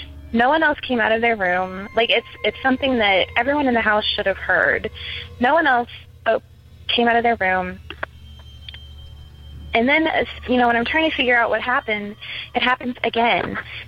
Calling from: Ocala, Florida, United States; I'm calling from Ocala, Florida

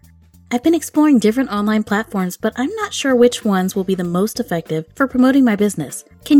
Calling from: Naperville, Illinois, United States; I'm calling from Naperville, Illinois.

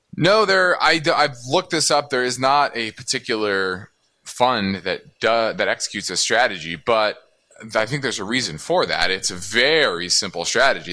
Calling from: Portsmouth, Virginia, United States; I'm calling from Portsmouth, Virginia.

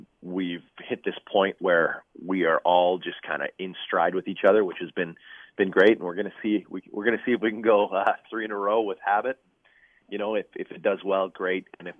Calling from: Toronto, Ontario, Canada; I'm in Toronto today, actually. I drove up last night, spent the evening in the studio with the band

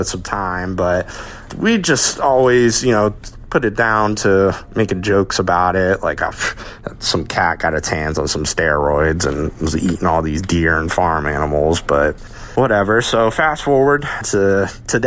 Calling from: Maryland, United States; I'm calling from Maryland

